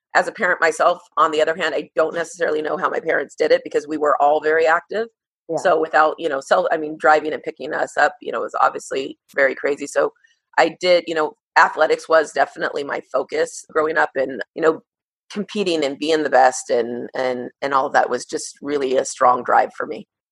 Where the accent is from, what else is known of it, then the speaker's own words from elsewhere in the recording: Moreno Valley, California, United States; I grew up in Moreno Valley, California